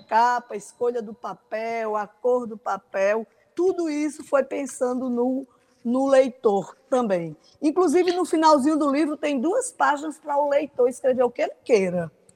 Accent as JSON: {"language": "Portuguese", "town": "Pocinhos", "region": "Paraíba", "country": "Brazil", "tie": "born or raised there", "said": "minha infância lá em Pocinhos"}